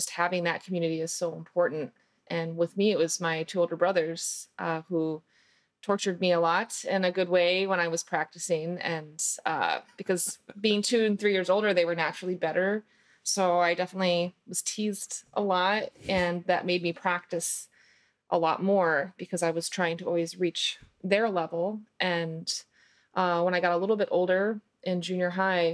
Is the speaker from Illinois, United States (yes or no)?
yes; Chicago suburbs, Illinois, United States; I grew up in the Chicago suburbs